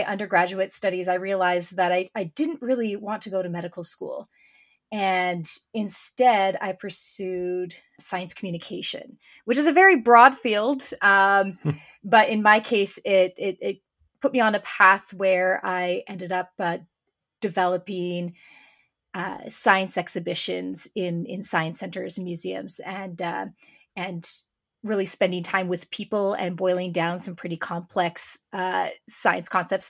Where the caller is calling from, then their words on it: Sudbury, Ontario, Canada; I'm joining today from Sudbury, Ontario, Canada.